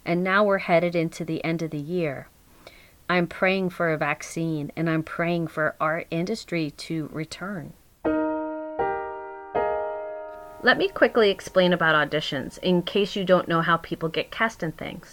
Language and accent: English; Long Island, New York, United States; now in Garrison, New York, United States; I grew up on Long Island